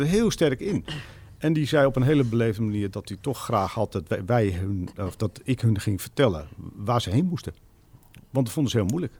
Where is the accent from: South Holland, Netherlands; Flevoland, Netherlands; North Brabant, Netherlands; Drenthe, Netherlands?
Drenthe, Netherlands; now in Zaanstreek, Netherlands; ik kom zelf oorspronkelijk uit Drenthe de kop van Drenthe vlak tegen Groningen aan.